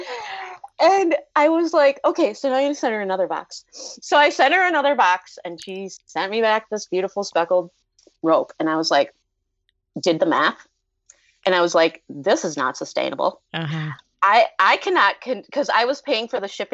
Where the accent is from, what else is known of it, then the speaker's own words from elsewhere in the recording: Minnesota, United States; I'm from Minnesota.